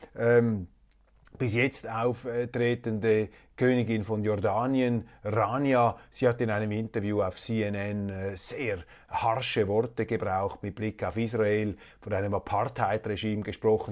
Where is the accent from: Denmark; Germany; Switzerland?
Switzerland; als Schweizer